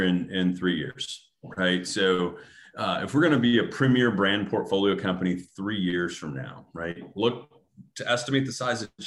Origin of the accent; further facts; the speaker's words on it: Grand Rapids, Michigan, United States; Grand Rapids, Michigan, my hometown.